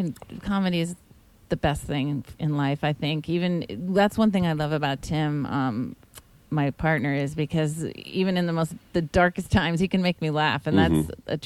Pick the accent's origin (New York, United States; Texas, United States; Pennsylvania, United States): New York, United States; Long Island; also born or lived in Los Angeles; now in Newport Beach, United States; I'm actually from Long Island. I used to talk like this.